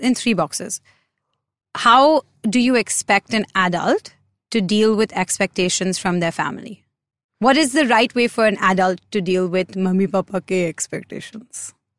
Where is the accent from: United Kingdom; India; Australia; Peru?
India; a lot of us as Indian kids